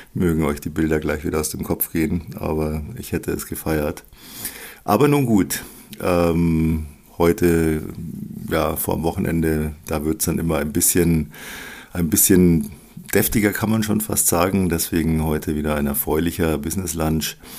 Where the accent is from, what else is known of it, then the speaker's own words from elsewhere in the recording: Germany; bei uns in Deutschland